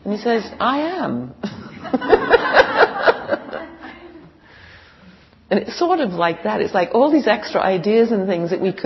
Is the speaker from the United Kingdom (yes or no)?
yes; England, United Kingdom; moved away; I was born in England